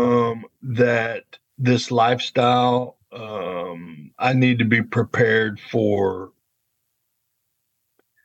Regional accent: Dallas, Texas, United States; I grew up in the Dallas area of Texas.

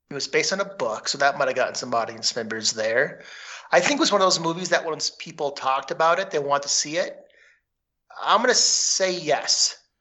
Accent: Minnesota, United States; I'm from Minnesota

